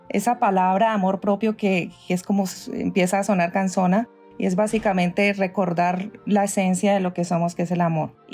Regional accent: Cali, Valle del Cauca, Colombia; now in New York, United States; soy caleña primero que todo tierra, sí colombiana caleña vivo en este momentico en Estados Unidos en Nueva York hace 20 años.

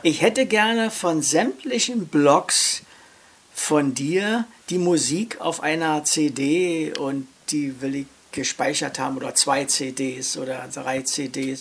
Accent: Berlin, Germany; Ich bin geboren in Charlottenburg, ich lebe in Charlottenburg und hier befriede ich meinen Alltag

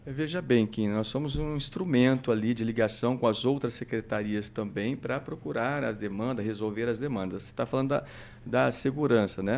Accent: Floraí, Paraná, Brazil; also born or lived in Maringá; Nasci em Maringá, é, minha infância foi em Floraí, aí vim estudar para cá

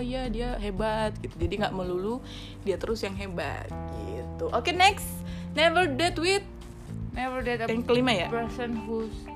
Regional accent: Batak, North Sumatra, Indonesia; saya Batak

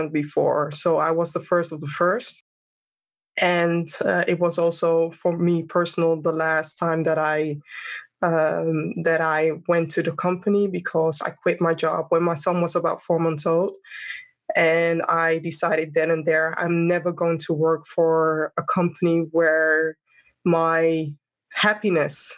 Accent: Amsterdam, North Holland, Netherlands; born and raised in Amsterdam, and I have a Ghanaian background.

